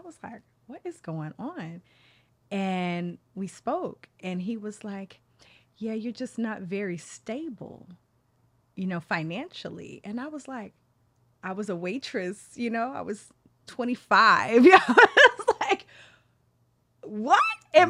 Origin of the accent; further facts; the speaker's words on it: Dallas, Texas, United States; also born or lived in Oklahoma City; I'm from Dallas, Texas, Oklahoma City.